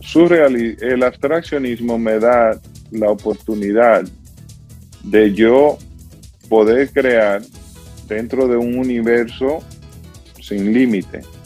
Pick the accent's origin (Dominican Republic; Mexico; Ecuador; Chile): Dominican Republic; San José de las Matas, Santiago; moved away as an adult; also born or lived in New York, United States; now in Pennsylvania, United States; en mi pueblo natal, San José de las Matas